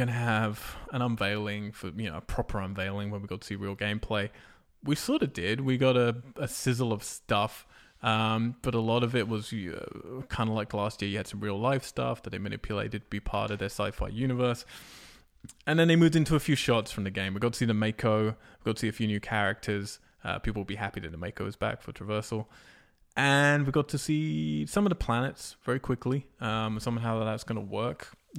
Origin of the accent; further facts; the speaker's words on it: England, United Kingdom; I am English. Don't drink tea, don't play FIFA, don't like rugby, don't like cricket.